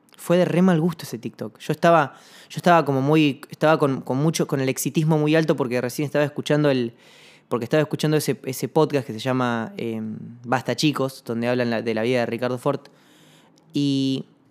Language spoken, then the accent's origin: Spanish; Comodoro Rivadavia, Chubut, Argentina; yo soy de Comodoro Rivadavia